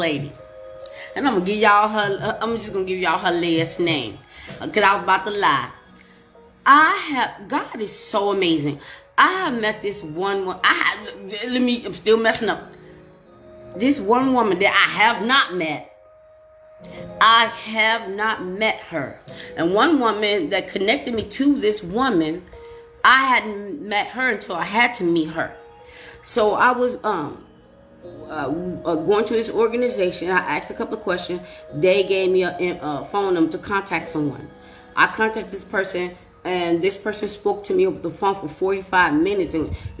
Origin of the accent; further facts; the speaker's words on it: Chicago, Illinois, United States; moved away; also born or lived in Glendale Heights, Illinois / Aurora, Illinois; And I'm from Chicago.